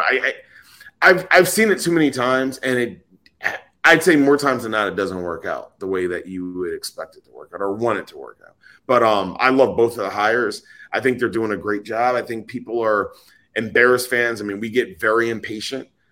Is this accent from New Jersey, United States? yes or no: yes; New Jersey, United States; moved away; I was living in New Jersey, and I I grew up in New Jersey, so I'm a Jersey kid